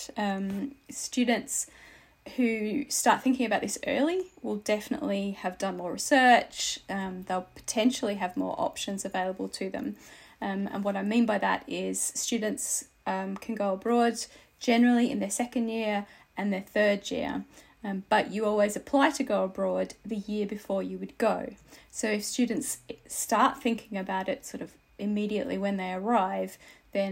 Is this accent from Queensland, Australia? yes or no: no; Tasmania, Australia; now in Aberdeen, United Kingdom; I am Australian, and to be specific, because I'm very proud, I am Tasmanian